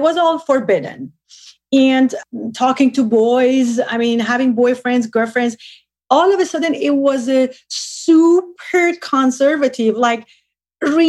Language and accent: English; Tehran, Tehran Province, Iran; moved away; I was born and raised in Tehran